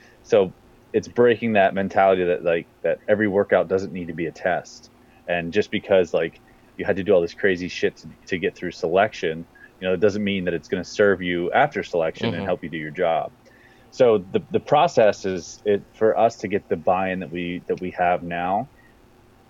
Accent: Central Pennsylvania, United States; moved away as an adult; now in Northern Virginia, United States; I'm from Central Pennsylvania

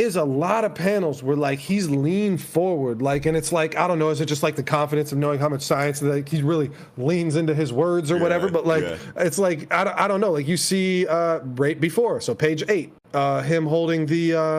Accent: United States; being an American, fucking centimeters and kilograms don't mean a goddamn thing to me.

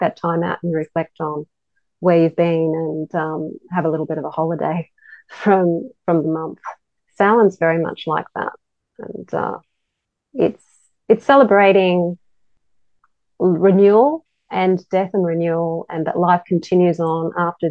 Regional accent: Australia; growing up in Australia, Christmas is always really hot and humid

